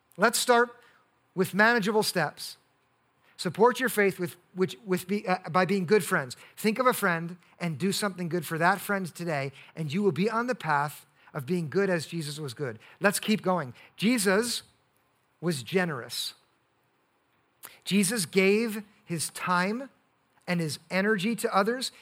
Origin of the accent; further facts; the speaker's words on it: United States; we're in as American Christians